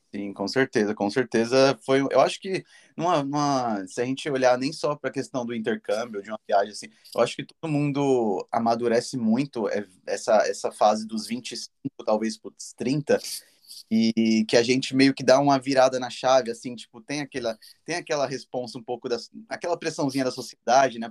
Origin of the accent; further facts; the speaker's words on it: São Paulo, Brazil; moved away as an adult; now in Dublin, Ireland; Sou de São Paulo e estou vivendo já